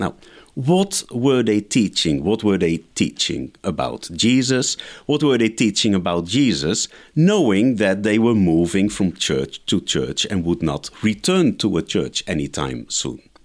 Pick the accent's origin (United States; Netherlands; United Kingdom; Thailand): Netherlands; I grew up in the Netherlands